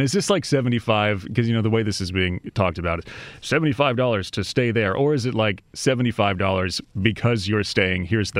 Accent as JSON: {"language": "English", "town": "Sacramento", "region": "California", "country": "United States", "said": "I was from Sacramento too, so it wasn't that far away."}